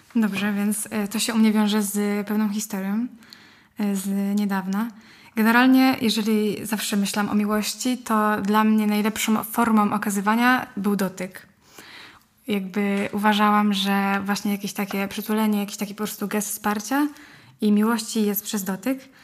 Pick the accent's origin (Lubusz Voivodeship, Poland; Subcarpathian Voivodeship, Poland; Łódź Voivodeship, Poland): Łódź Voivodeship, Poland; Łódź; mam 16 lat, jestem z Łodzi